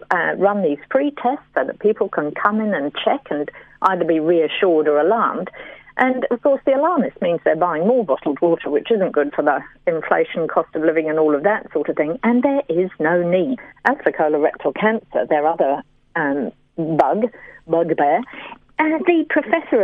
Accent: New Zealand; my home country

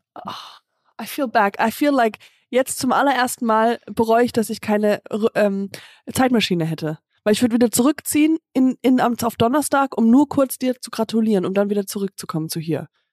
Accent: Höhr-Grenzhausen, Rhineland-Palatinate, Germany; moved away; bei meinem Vater, in Hörkranzhausen, also ähm, in der, im, im Dorf, wo ich herkomme

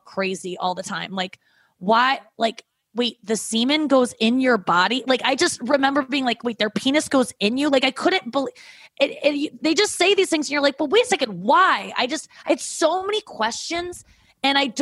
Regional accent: St. Louis, Missouri, United States; also born or lived in Cincinnati; Growing up in St. Louis, growing up with parents that don't talk about sex

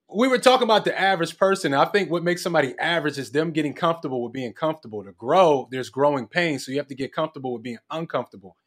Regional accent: Philadelphia, Pennsylvania, United States; now in Los Angeles, United States; I'm from Philly

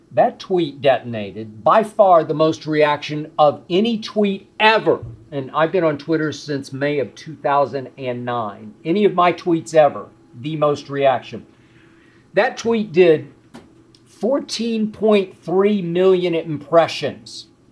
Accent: Oklahoma City, Oklahoma, United States; moved away; Oklahoma City, my hometown

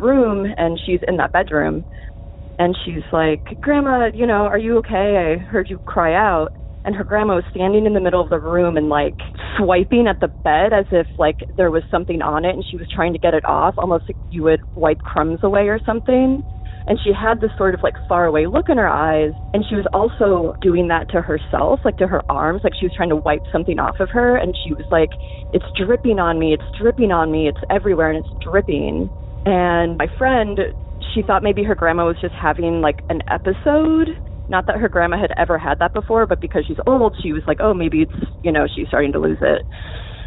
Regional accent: Boca Raton, Florida, United States; moved away as an adult; now in Massachusetts, United States; I grew up in South Florida, Boca Raton

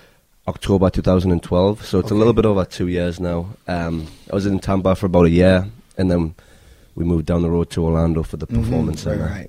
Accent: Newcastle upon Tyne, North East England, United Kingdom; accent: Geordie; moved away as an adult; now in United States; I'm from Newcastle, so I'm a Geordie.

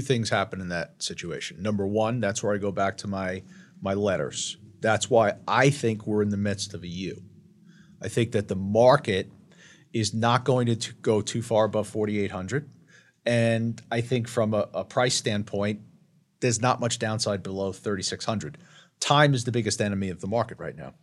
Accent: Long Island, New York, United States; I'm from Long Island, and I don't have an Ivy League education

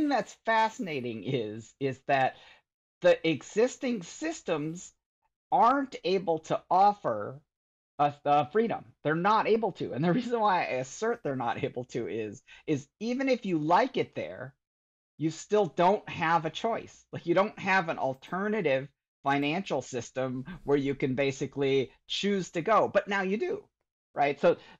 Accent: Michigan, United States; growing up in Michigan and, I really kind of retreated to my computer as just this very peaceful place

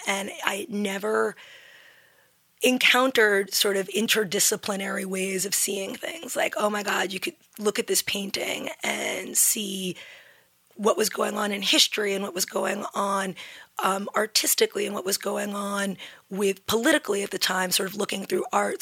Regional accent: New York City, New York, United States; also born or lived in New Haven; I grew up in New York City. I was born at NYU

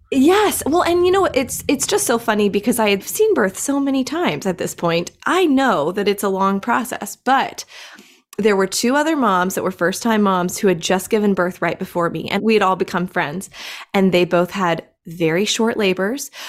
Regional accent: Greenville, South Carolina, United States; I am actually from Greenville, South Carolina. I am still here in Greenville, South Carolina. Never moved

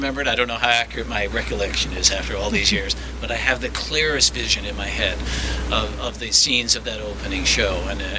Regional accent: St. John's, Newfoundland and Labrador, Canada; when I was a boy growing up in Newfoundland, in St. John's at the age of 11.

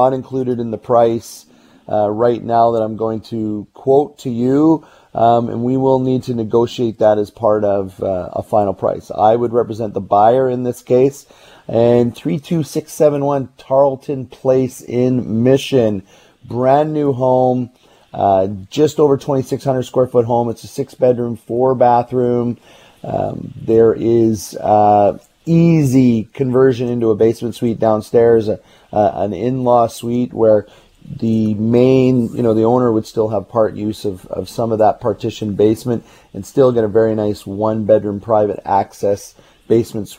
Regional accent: Burnaby, British Columbia, Canada; I grew up in Burnaby

